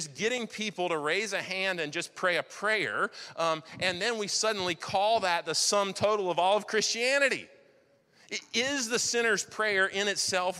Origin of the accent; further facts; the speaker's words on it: Wilmington, North Carolina, United States; I grew up in Wilmington here. I wasn't born here, but I grew up here.